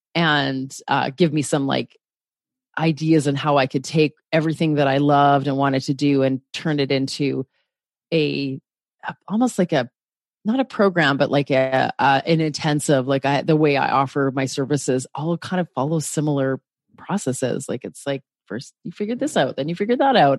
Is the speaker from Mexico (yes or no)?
no; Canada; I'm a Canadian on the West Coast